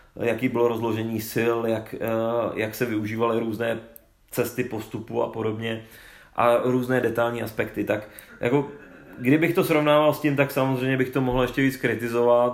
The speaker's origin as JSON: {"language": "Czech", "region": "Bohemia", "country": "Czechia", "said": "tady u nás v Čechách"}